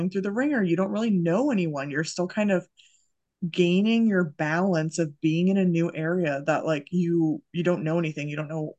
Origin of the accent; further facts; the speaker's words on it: Massachusetts, United States; moved away as an adult; also born or lived in Idaho; I'm from Massachusetts